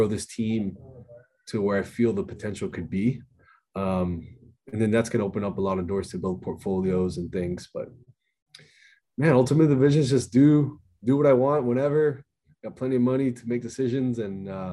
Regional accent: Miami, Florida, United States; born and raised in Miami, Florida

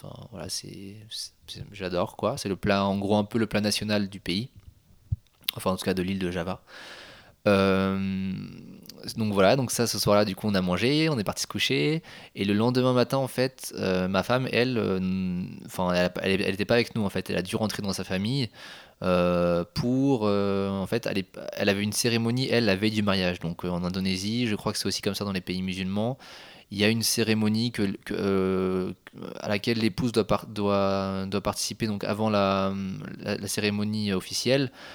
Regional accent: Le Mans, Pays de la Loire, France; Moi je suis originaire de la ville du Mans

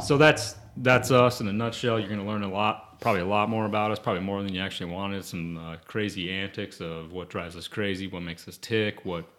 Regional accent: South Dakota, United States; moved away; I got a younger brother and a half sister. We're all from South Dakota originally.

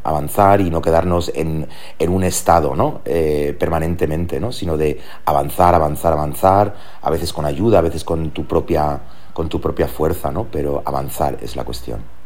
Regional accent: Germany; moved away as an adult; now in Spain; allí nací en Alemania y, esa, esa etapa de los 0 años a los 22 me ha marcado

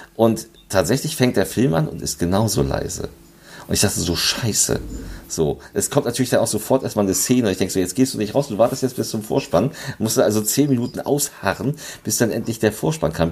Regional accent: Lübeck, Schleswig-Holstein, Germany; Lübeck, also meiner Heimatstadt.

